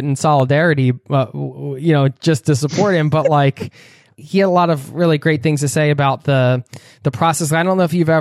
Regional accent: United States; me as an American

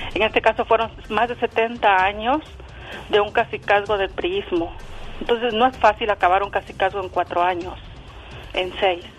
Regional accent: Izúcar de Matamoros, Puebla, Mexico; now in Clifton, United States; Llamo desde aquí, desde Clifton, New Jersey. Yo soy de Izúcar de Matamoros, Puebla

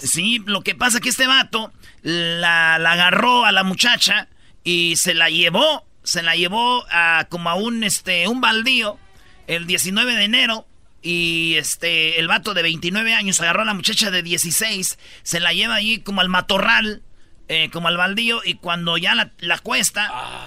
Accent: Mexico; me gustaría dejar de ser mexicano

